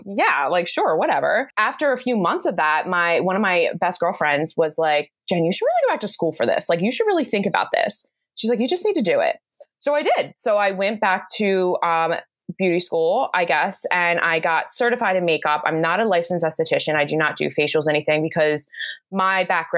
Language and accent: English; New Jersey, United States; I live in New Jersey here in the US. I'm about like a half an hour, not even, from Philadelphia, and I've grown up here my entire life